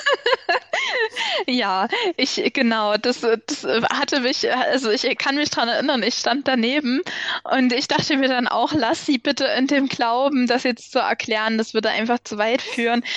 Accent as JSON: {"language": "German", "town": "Chemnitz", "region": "Saxony", "country": "Germany", "said": "bei uns in Chemnitz"}